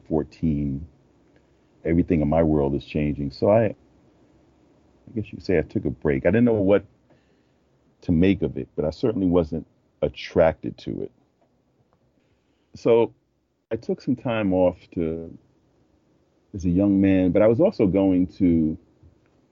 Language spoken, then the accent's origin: English; New York, United States; I'm a native New Yorker, and I grew up in Harlem in the mid-50s